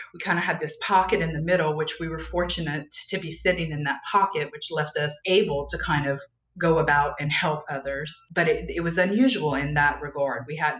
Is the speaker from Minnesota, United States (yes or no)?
no; Louisiana, United States; We are probably about 2 hours west of New Orleans. We're in what's referred to as Cajun country. I am from here originally. I don't have the accent.